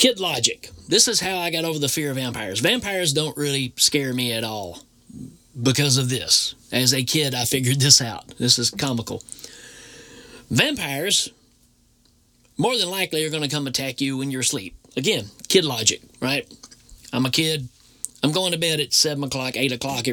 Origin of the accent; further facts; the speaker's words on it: Tennessee, United States; I grew up in Tennessee, so very strong Bible Belt